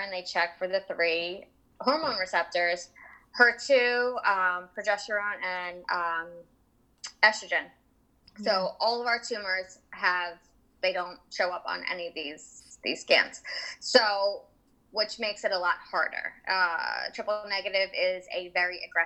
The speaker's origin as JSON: {"language": "English", "town": "Jackson", "region": "New Jersey", "country": "United States", "said": "I'm from Jackson, New Jersey."}